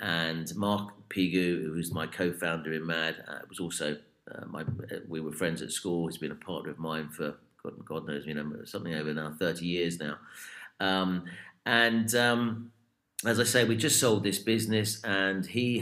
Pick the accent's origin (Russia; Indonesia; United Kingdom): United Kingdom; we are British